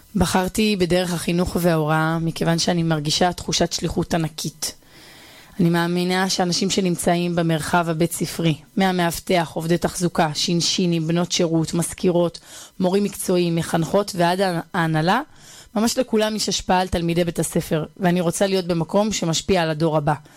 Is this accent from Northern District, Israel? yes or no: yes; Bar Yohai, Northern District, Israel; moved away as an adult; also born or lived in Hispin; now in Ariel; אני גדלתי ביישוב בר יוחאי אה, שבצפון